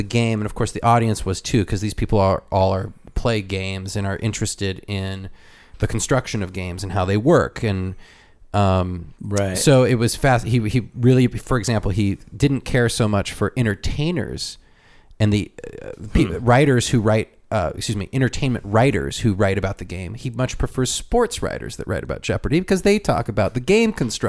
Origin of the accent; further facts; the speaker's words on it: Chicago, Illinois, United States; I'm from Chicago. Well, if you know the history of Chicago and you know all these things about Chicago, you can interlace your way into a discussion.